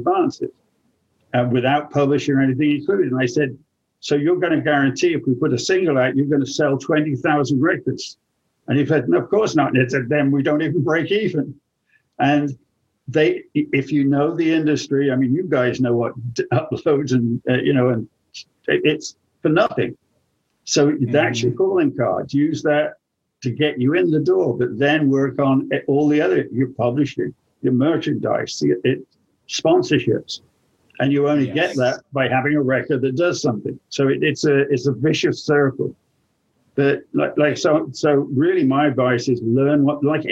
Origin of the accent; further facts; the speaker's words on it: England, United Kingdom; now in United States; I'm English